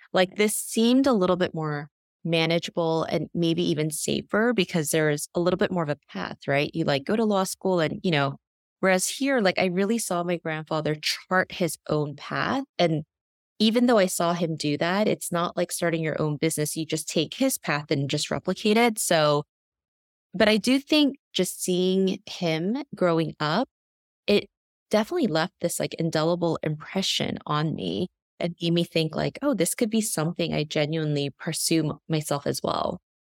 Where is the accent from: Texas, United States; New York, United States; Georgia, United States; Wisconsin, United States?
New York, United States; also born or lived in South Korea; I was born in Korea and came here, eh, to the U S when I was very young, when I was just a year old, and grew up predominantly in New York